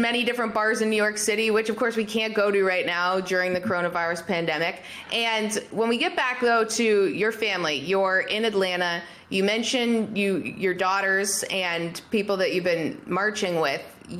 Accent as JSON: {"language": "English", "country": "Canada", "said": "you and I are both Canadian"}